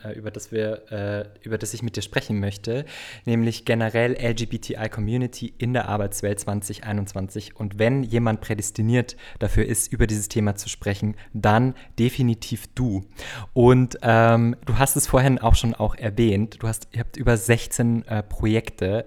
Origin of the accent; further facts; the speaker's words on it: Bavaria, Germany; now in Berlin, Germany; Ich komme nämlich auch aus Bayern.